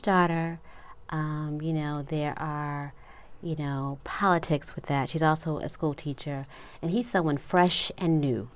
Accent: Los Angeles, California, United States; I'm originally from Los Angeles

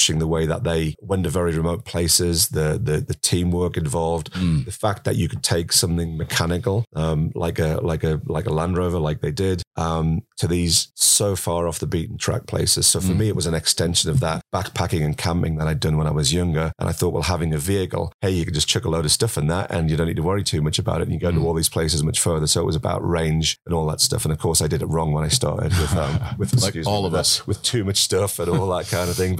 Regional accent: Sunderland, North East England, United Kingdom; accent: Mackem; moved away as an adult; now in Colorado, United States; I'm what you call a Mackham. So I'm from Sunderland. I'm not a Geordie, which would be from Newcastle, right? So I'm from Sunderland in the northeast of England. That's where I spent the first part of my life.

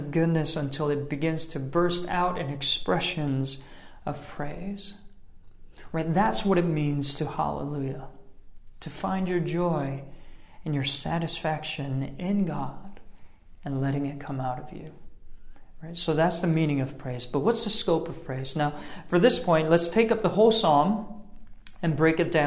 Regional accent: New York City, New York, United States; I'm from New York City

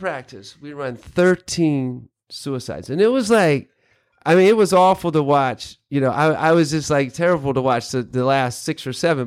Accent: North Carolina, United States; moved away as an adult; also born or lived in Kentucky; I grew up in North Carolina, kind of in the country.

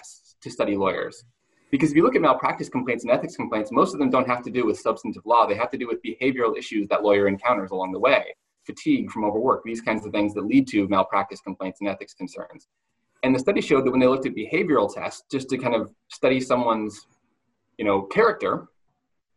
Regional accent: Montana, United States; moved away; my hometown in Montana where I went to high school

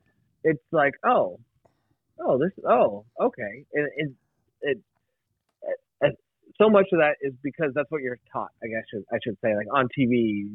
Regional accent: United States; Like to me, like as an American, I love freedom.

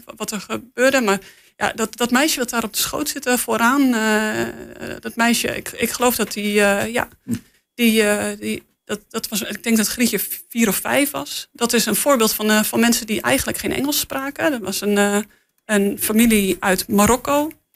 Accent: Netherlands; als Nederlander

